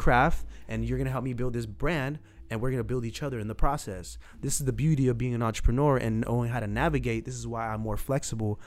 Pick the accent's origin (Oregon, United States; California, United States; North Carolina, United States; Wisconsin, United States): California, United States; San Jose; I grew up in Southside San Jose, went to Old Grove High School.